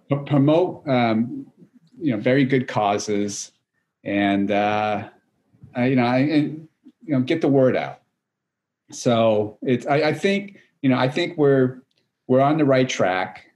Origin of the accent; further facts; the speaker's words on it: New Hampshire, United States; moved away as an adult; also born or lived in California; I grew up actually in New England, in New Hampshire